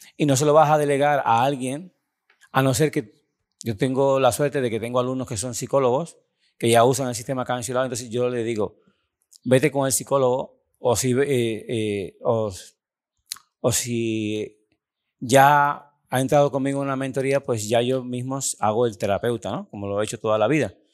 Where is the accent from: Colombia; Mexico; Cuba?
Cuba; moved away as an adult; also born or lived in Italy; vengo desde Cuba, un país bastante pobre